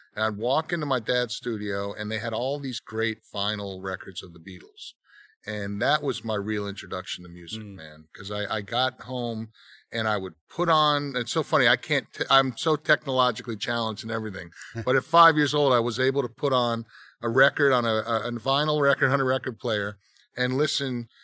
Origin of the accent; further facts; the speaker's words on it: Monmouth County, New Jersey, United States; moved away; where I grew up in Jersey, it's Monmouth County, which is where Springsteen's from